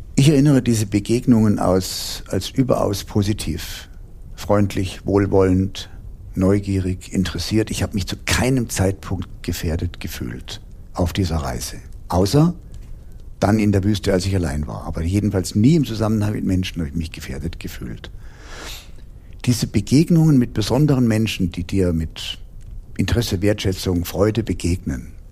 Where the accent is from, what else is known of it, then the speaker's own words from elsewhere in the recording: Heidelberg, Baden-Württemberg, Germany; bis zurück nach Heidelberg, wo ich herstamme